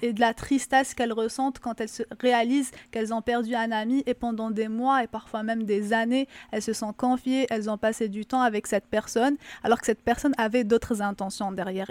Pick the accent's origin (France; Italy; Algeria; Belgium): Algeria; now in Quebec, Canada; en tant qu'Algérienne, bien sûr, de ce que j'ai vu en Algérie